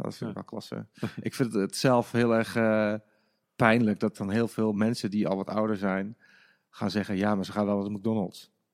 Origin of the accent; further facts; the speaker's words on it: Enschede, Overijssel, Netherlands; moved away; ik kom oorspronkelijk uit Enschede